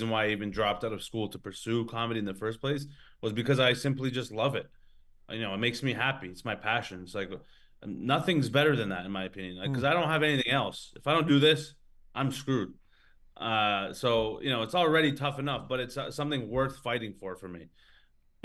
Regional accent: Canada; moved away as an adult; now in Australia; I'm Canadian as well

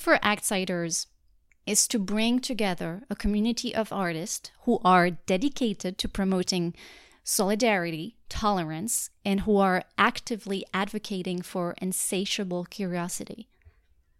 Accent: Paris, Île-de-France, France; English is a second language; moved away as an adult; now in New York, United States; I'm actually from France. I was born and raised in Paris, and I've lived there most of my life

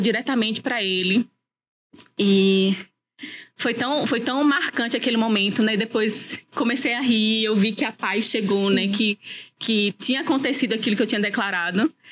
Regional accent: Natal, Rio Grande do Norte, Brazil; moved away as an adult; now in Campina Grande, Brazil; moro em Natal, eu morava em Natal, sou natalense

